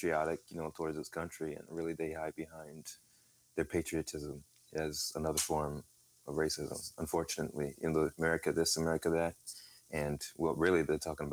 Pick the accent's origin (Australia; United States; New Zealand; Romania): United States; California; I grew up in California